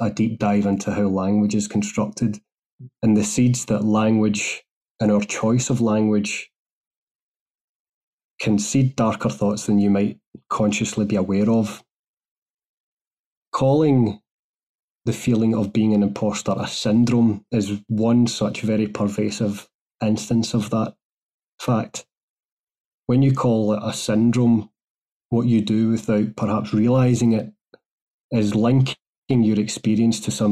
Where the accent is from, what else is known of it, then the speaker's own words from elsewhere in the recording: Glasgow, Scotland, United Kingdom; moved away as an adult; also born or lived in Germany / United States; I'm from Glasgow in Scotland originally. That's where I've circled back to as well. So I was born in Glasgow, raised there